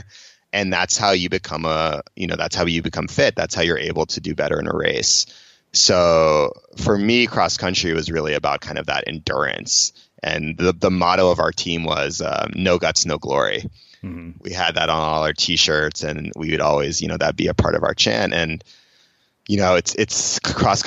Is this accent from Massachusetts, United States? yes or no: yes; Cambridge, Massachusetts, United States; I grew up in Cambridge, Massachusetts, in Boston